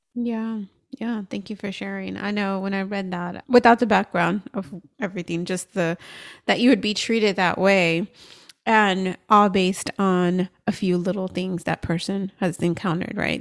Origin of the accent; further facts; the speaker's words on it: United States; I'm American and born here